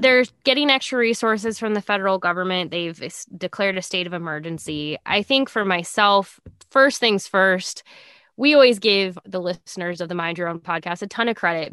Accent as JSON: {"language": "English", "region": "Nebraska", "country": "United States", "tie": "born or raised there", "said": "growing up in Nebraska"}